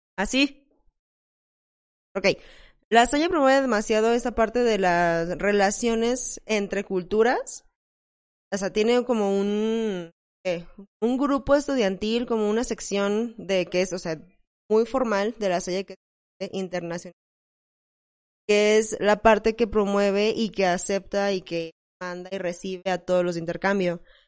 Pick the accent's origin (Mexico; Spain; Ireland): Mexico; Como mexicana